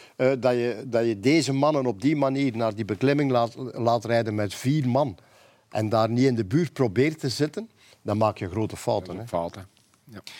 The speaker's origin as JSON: {"language": "Dutch", "region": "Flanders", "country": "Belgium", "said": "Bij ons in Vlaanderen"}